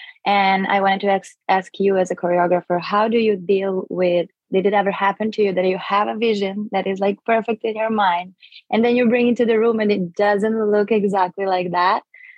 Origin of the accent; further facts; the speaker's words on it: Serbia; moved away as an adult; now in Vancouver, Canada; I am originally from Serbia, but I recently moved to Vancouver.